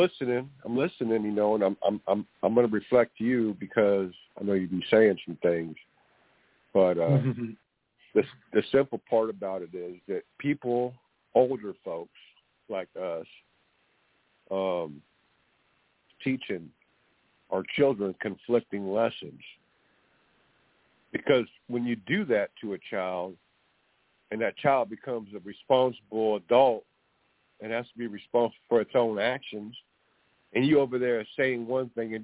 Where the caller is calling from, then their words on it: California, United States; I'm calling from California.